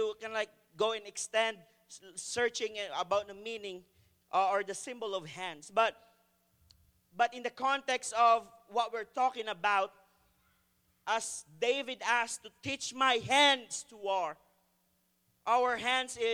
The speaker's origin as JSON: {"language": "English", "country": "Philippines", "moved": "yes", "lives_now": "Canada", "said": "as a Filipino, we have a different way of pointing directions"}